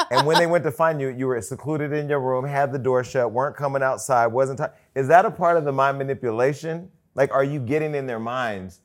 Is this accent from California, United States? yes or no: yes; Stockton, California, United States; my hometown of Stockton